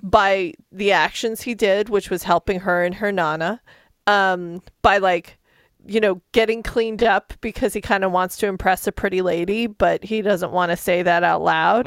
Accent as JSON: {"language": "English", "town": "Albuquerque", "region": "New Mexico", "country": "United States", "tie": "born or raised there", "said": "I grew up in Albuquerque"}